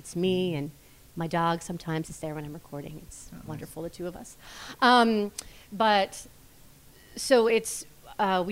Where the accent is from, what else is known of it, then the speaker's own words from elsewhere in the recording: Allison Park, Pennsylvania, United States; I grew up in Allison Park.